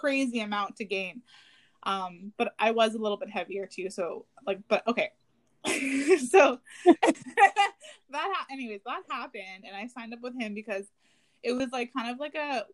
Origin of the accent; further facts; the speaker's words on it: Garden River, Ontario, Canada; now in Toronto, Canada; I'm originally from Garden River